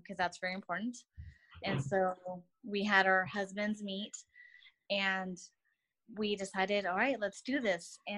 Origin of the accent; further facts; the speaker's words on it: Inland Empire, California, United States; we're both from the Inland Empire